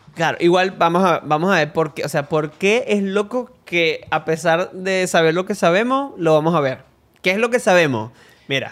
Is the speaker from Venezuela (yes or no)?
yes; Venezuela; nosotros somos dos venezolanos